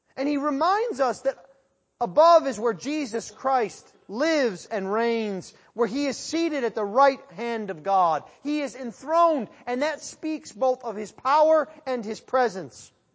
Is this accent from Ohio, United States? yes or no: no; Western New York, United States; growing up in Western New York